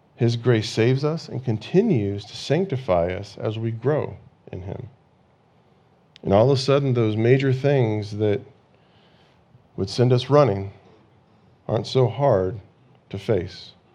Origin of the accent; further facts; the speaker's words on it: California, United States; growing up in California, you know, when you're in school, you have these earthquake drills